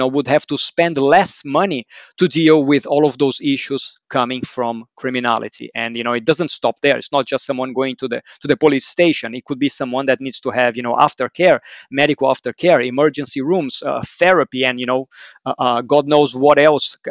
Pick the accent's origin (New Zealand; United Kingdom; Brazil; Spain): Brazil; Growing up in Brazil